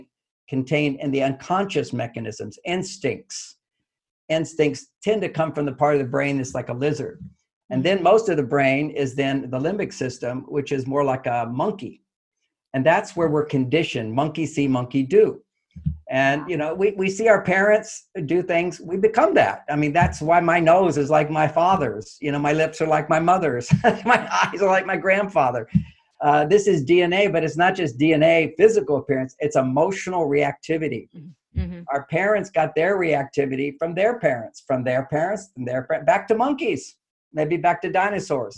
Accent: Texas, United States; I grew up in Texas

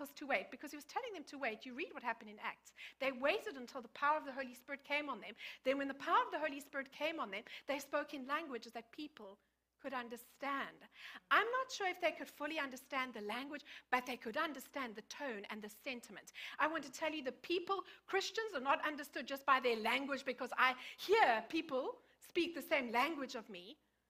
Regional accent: South Africa; moved away; I grew up in South Africa.

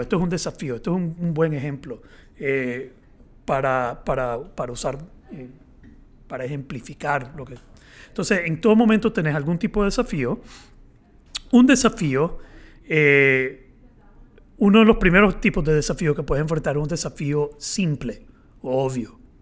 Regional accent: Nicaragua; yo soy eh, nicaragüense

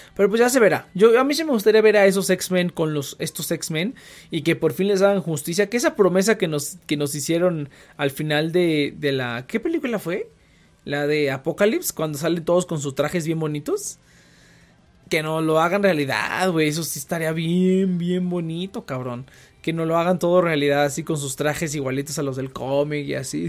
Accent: Mexico

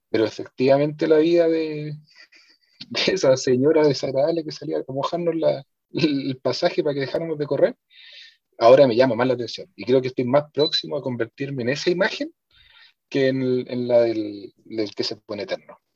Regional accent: Santiago, Santiago Metropolitan Region, Chile; mi experiencia como santiaguino

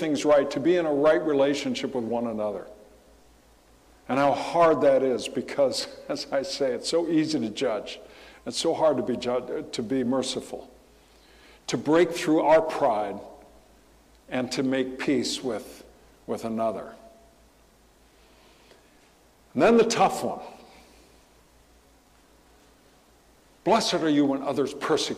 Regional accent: Southern California, United States; growing up in Southern California

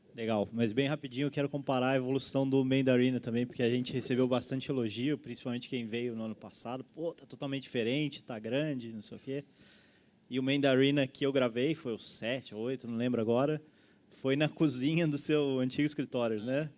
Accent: São Paulo, Brazil; moved away as an adult; also born or lived in Florianópolis; sou originalmente de São Paulo, vim para Floripa para estudar

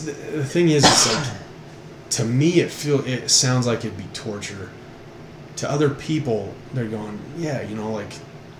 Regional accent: Texas, United States; It's just that, hey, we're from Texas. Everything's bigger, better in Texas.

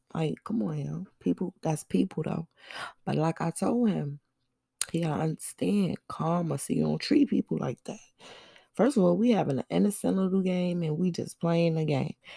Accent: New York City, New York, United States; Where I'm from, I'm from Brooklyn

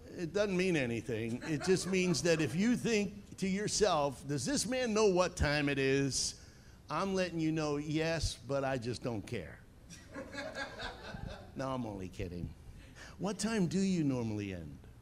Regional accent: Long Island, New York, United States; moved away as an adult; also born or lived in south of Boston, Massachusetts; As you can probably tell by my accent, I'm from Long Island, New York

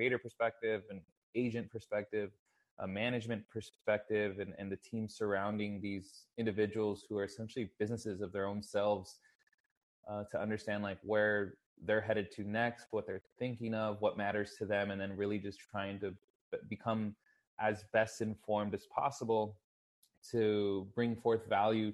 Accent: Texas, United States; I'm born and raised in Texas, currently actually living out of San Antonio, Texas.

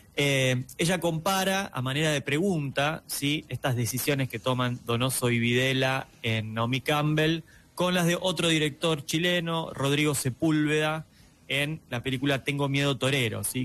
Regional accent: Argentina; acá en Argentina hablamos de cine nacional

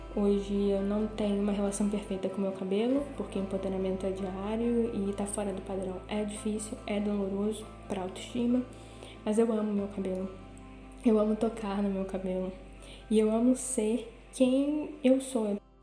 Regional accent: Belém, Pará, Brazil; moved away as an adult; now in Porto, Portugal; eu sou de Belém do Pará, mas moro no Porto, em Portugal, faz mais ou menos uns 4 anos

